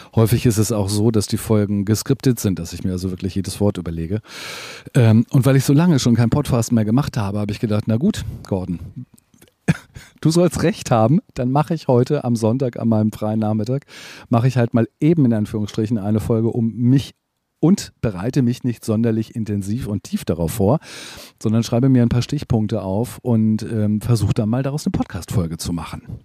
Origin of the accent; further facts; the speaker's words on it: Hamburg, Germany; ich bin Hamburger